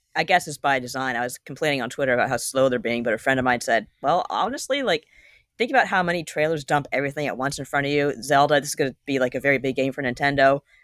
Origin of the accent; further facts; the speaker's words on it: Canada; I'm Canadian